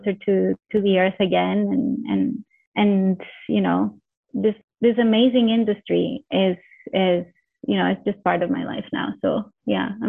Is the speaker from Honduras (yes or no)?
yes; Honduras; also born or lived in Canada; now in Mozambique; I come originally from Honduras